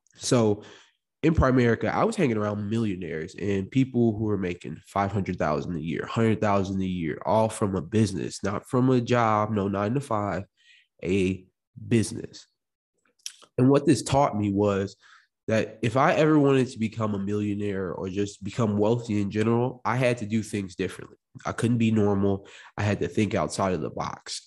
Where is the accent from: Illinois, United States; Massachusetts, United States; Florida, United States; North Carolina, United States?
Illinois, United States; Morris; also born or lived in Chicago, Illinois; I came from Chicago, Illinois, also was born in, also was raised in, uh, Morris, Illinois